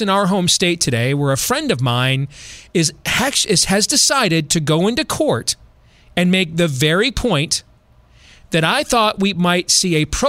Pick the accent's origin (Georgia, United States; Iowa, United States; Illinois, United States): Iowa, United States; here in my home state of Iowa